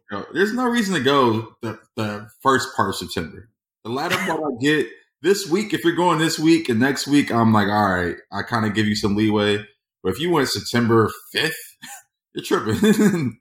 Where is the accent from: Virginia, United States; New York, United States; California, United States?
California, United States; Inglewood; born and bred in Inglewood